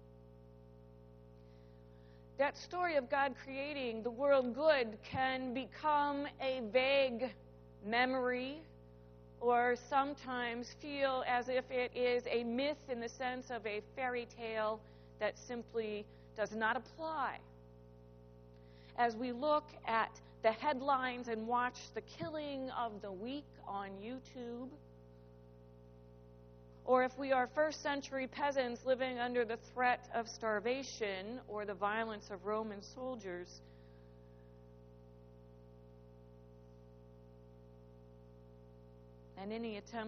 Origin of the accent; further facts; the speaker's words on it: Midwest, United States; I grew up in the Midwest around rivers and creeks and streams